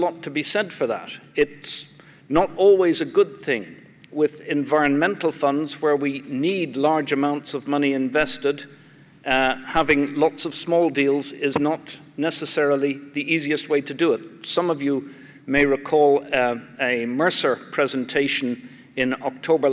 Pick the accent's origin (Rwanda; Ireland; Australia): Ireland; now in New Zealand; I come from Ireland